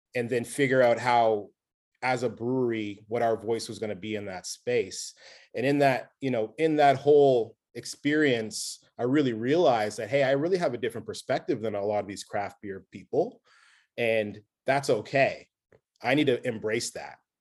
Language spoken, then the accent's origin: English; Nova Scotia, Canada; I'm from Nova Scotia